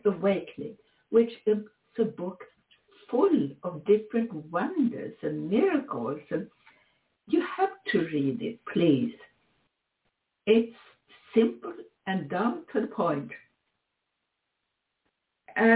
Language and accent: English; Sweden; moved away; also born or lived in Switzerland; Sweden is my home country, up in the very high north